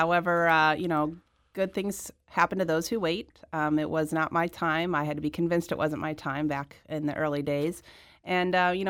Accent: Midwest, United States; And I was really excited as a Midwesterner to see another Midwesterner come to D.C.

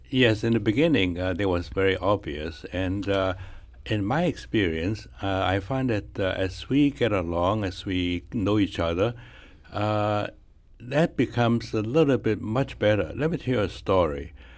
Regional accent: China; also born or lived in Michigan; now in St. Louis, United States; we came out from China in nineteen forty-eight

